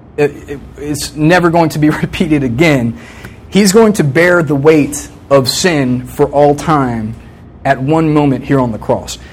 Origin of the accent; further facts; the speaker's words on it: Virginia Beach, Virginia, United States; I grew up in Virginia Beach, st- same house my whole life until I came to college from the time I was three to the time I was 21